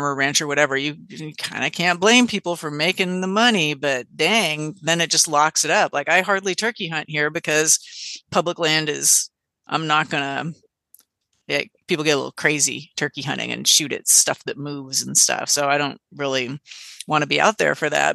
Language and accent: English; California, United States; as a Californian